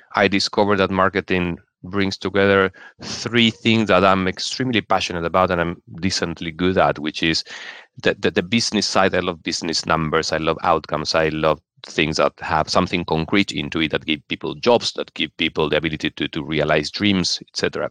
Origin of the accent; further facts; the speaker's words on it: Argentina; moved away as an adult; also born or lived in Venezuela / Brazil / Chile; now in London, United Kingdom; I grew up, I'm originally from Argentina